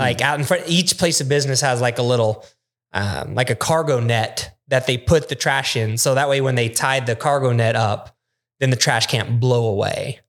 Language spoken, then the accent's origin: English; United States; we're American